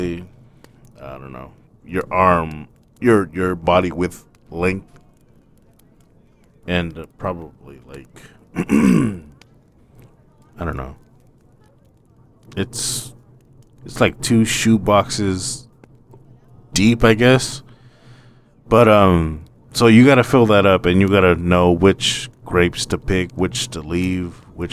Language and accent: English; Madera, California, United States; also born or lived in Portland, Oregon; But we live in Madera, California, and there's a lot of field work around us